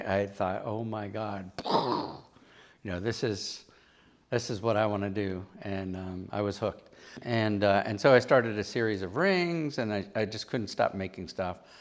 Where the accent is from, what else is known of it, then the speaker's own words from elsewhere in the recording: Pittsburgh, Pennsylvania, United States; moved away as an adult; now in Providence, United States; I was from Pennsylvania